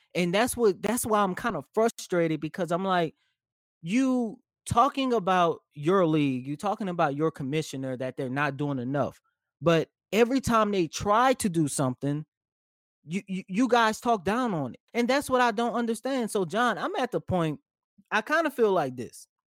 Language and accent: English; New Orleans, Louisiana, United States; that is my hometown. That is my home city